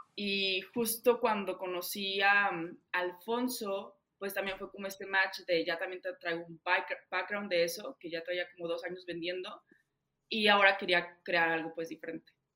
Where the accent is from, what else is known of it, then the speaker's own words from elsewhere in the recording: Saltillo, Coahuila, Mexico; moved away as an adult; also born or lived in Bogotá; yo llegué al mejor coworking de Saltillo, porque de ahí soy